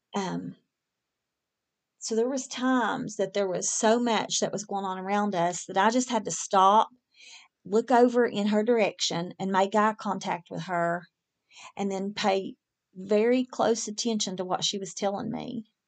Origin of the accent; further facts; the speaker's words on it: West Virginia, United States; moved away; I'm from West Virginia originally